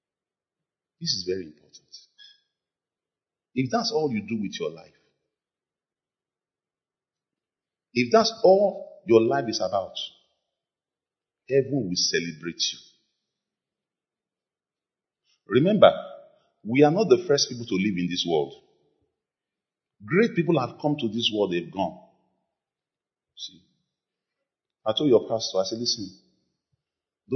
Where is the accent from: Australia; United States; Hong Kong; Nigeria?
Nigeria; Lagos; When we were growing up in Lagos